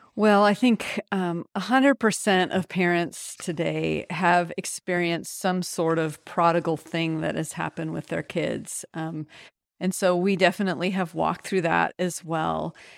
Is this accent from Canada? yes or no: no; United States; also born or lived in France; as an American